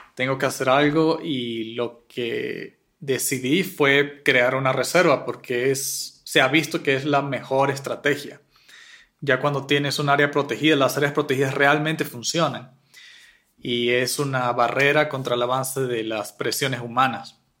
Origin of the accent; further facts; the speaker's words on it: Mérida mountain range, Venezuela; now in Quito, Ecuador; Yo me crié en una zona selvática de bosque nublado en la cordillera de Mérida